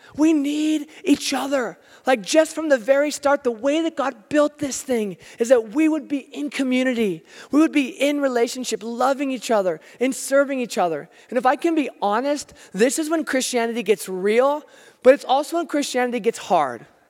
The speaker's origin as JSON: {"language": "English", "country": "United States", "said": "I'm American"}